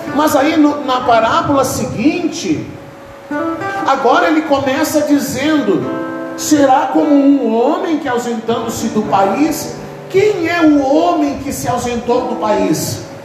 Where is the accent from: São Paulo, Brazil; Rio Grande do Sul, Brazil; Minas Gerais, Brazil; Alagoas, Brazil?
Rio Grande do Sul, Brazil; Eu sou gaúcho